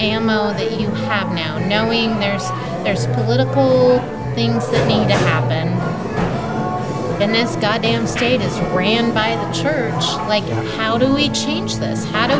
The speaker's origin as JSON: {"language": "English", "region": "Utah", "country": "United States", "tie": "born or raised there", "said": "I was raised here in Mormon"}